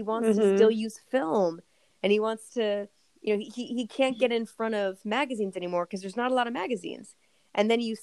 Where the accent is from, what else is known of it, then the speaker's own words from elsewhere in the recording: California, United States; we're from California